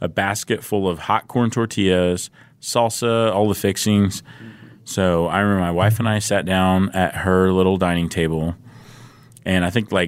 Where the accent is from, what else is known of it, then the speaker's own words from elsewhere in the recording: Southern California, United States; I grew up in Southern California